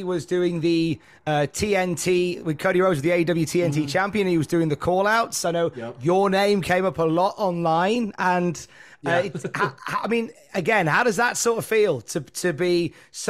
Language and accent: English; United Kingdom; being British